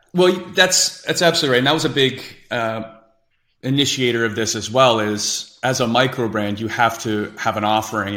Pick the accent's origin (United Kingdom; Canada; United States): Canada; Whitby, Ontario; Whippy, Ontario, in our hometown